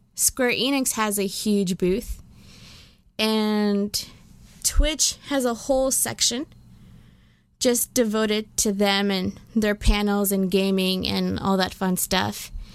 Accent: United States; I'm also American, guys. I'm both.

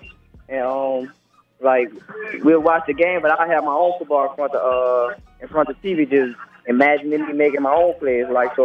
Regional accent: New Orleans, Louisiana, United States; I'm from New Orleans too

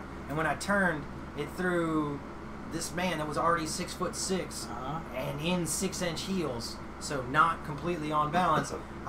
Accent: Blythewood, South Carolina, United States; also born or lived in Maryland; No, I grew up in Blythewood, South Carolina.

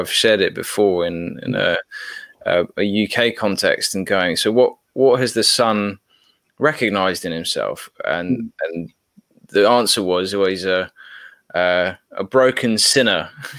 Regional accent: Papua New Guinea; So growing up in Papua New Guinea, I was around a lot of Americans, a lot of Australians, a lot of Westerners in Papua New Guinea

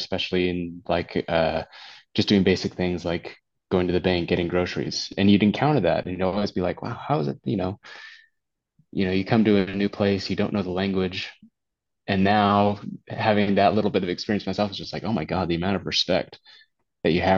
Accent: United States; born or raised there; moved away as an adult; now in Tarragona, Spain

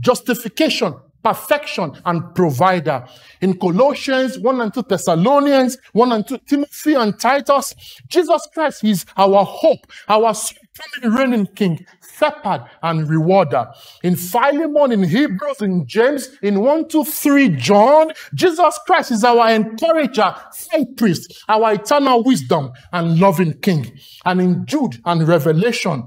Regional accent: Lagos, Nigeria; accent: Nigerian; When I was growing up in Lagos, Nigeria, by my accent, you know I'm Nigerian.

